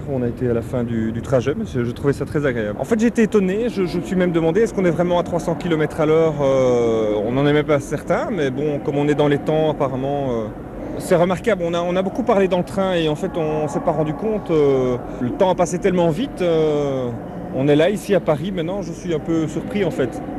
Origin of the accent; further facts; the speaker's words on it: Molenbeek-Saint-Jean, Brussels, Belgium; Ah, je viens de Molenbeek-Saint-Jean, donc, euh, donc euh, à Bruxelles en fait.